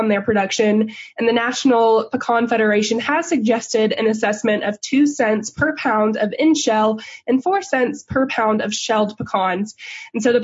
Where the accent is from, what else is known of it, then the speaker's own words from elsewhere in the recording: Texas, United States; I'm from Texas